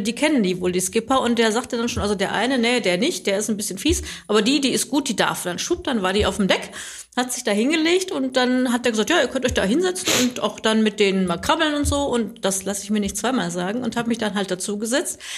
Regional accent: Recklinghausen, North Rhine-Westphalia, Germany; also born or lived in Bottrop; ich bin aus Recklinghausen gebürtig, musste nur mal zwischendurch ein paar Jahre wegziehen

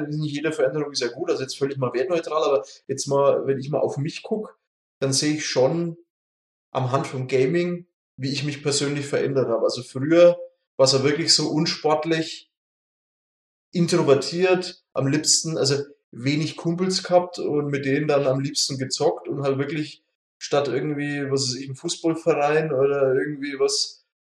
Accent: Munich, Bavaria, Germany; aus meiner Heimat hier im tiefsten München

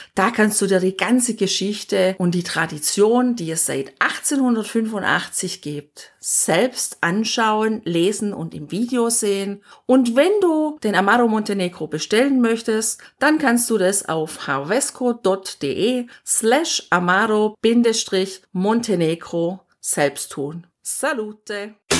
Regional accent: Germany; bei uns zu Hause in Deutschland

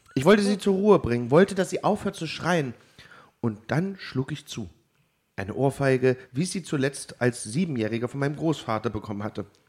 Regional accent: Germany; als Piefke

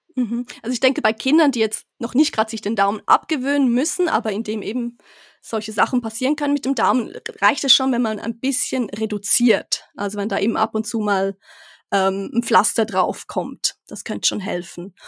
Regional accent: Switzerland; moved away as an adult; ich bin gebürtige Schweizerin, aber jetzt erst ganz frisch wieder mit meiner Familie zurück

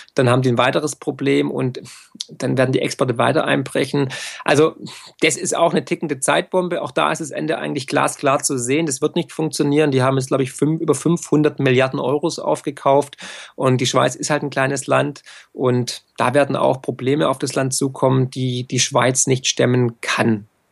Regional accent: Swabia, Baden-Württemberg, Germany; für mich als Schwabe und als Ökonom

